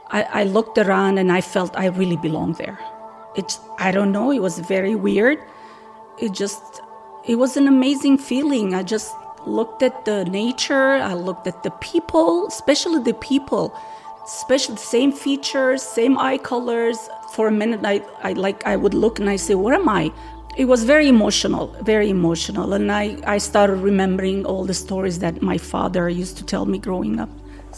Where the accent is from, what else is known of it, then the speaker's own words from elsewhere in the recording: Damascus, Damascus Governorate, Syria; also born or lived in Lebanon; now in United States; I was born in Lebanon, and then when I was 2 years old, moved to Damascus, Syria. And then I grew up there, and that's why we went back and forth to Lebanon during the summer.